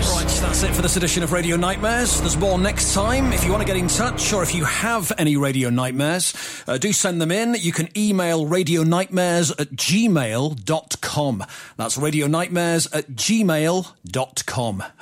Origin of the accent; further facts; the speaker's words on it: Fairford, South West England, United Kingdom; Well, I'm from Fairford, but it's near Cirencester.